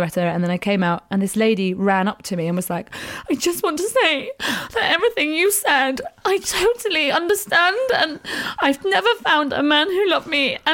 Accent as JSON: {"language": "English", "region": "England", "country": "United Kingdom", "said": "I am actually English."}